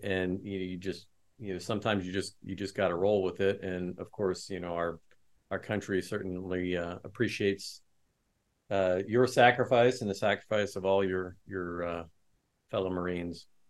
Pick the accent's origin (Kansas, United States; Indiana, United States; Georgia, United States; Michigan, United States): Indiana, United States; West Lafayette; I grew up in West Lafayette, which is where Purdue University is